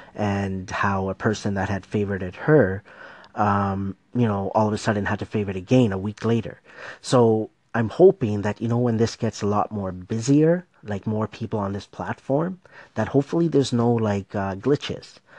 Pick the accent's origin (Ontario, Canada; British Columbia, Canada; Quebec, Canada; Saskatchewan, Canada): Ontario, Canada; Markham; I'm Canadian. Okay, I'm from Toronto, Ontario, Markham to be exact.